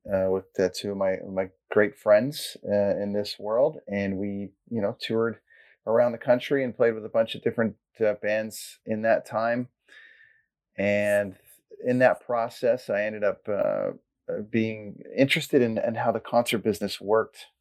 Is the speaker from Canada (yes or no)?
yes; Port Perry, Ontario, Canada; I grew up in Cesarea in Blackstock area and then I ended up going to Port Perry High School